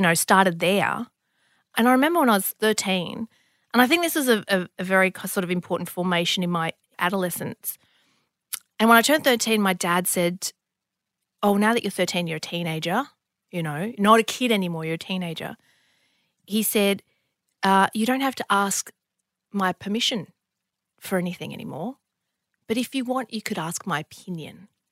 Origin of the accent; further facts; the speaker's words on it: Bankstown, New South Wales, Australia; also born or lived in Lebanon; growing up in Bankstown